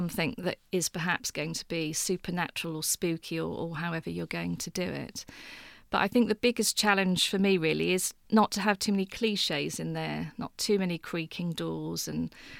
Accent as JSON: {"language": "English", "town": "Beccles", "region": "East of England", "country": "United Kingdom", "tie": "born or raised there", "said": "I was born in Suffolk at Beccles, but spent an awful lot of time in my childhood at the coast"}